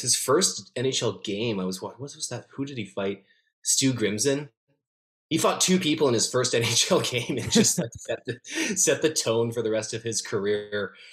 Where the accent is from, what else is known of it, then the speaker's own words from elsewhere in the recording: Calgary, Alberta, Canada; moved away as an adult; also born or lived in Winnipeg; now in Vancouver, Canada; I grew up in Calgary, so I'm from the Calgary market, and I lived in the Winnipeg market for a couple years